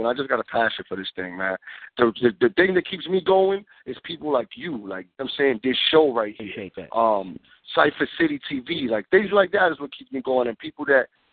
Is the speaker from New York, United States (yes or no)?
yes; New York City, New York, United States; Born and raised in the Bronx, man. New York City